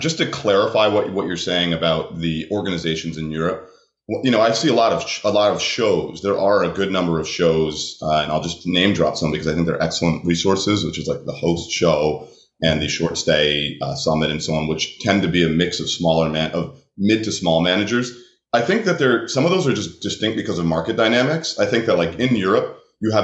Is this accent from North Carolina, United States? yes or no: no; New York, United States; I'm from New York